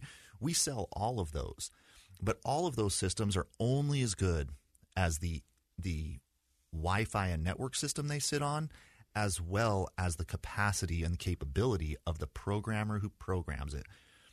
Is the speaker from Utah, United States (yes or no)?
yes; Provo, Utah, United States; So I was born in Provo and went to high school, or excuse me, started with kindergarten when I met Heather for the first time. So we grew up in kind of the same neighborhood. I had a pretty stereotypical Utah upbringing